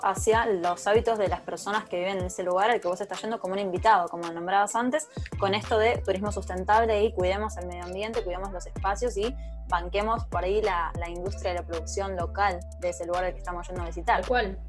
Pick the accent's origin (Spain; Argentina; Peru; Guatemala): Argentina